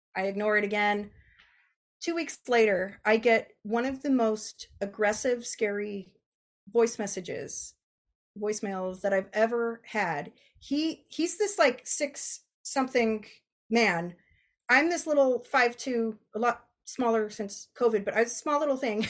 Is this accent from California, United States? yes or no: yes; Bay Area, California, United States; I'm from the Bay Area.